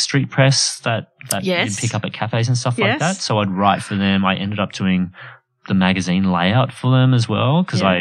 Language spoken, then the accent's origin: English; Australia; I grew up Asian in Australia.